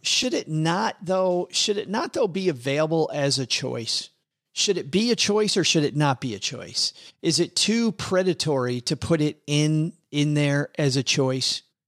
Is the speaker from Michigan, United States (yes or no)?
yes; West Michigan, United States; I grew up in West Michigan in Redneckville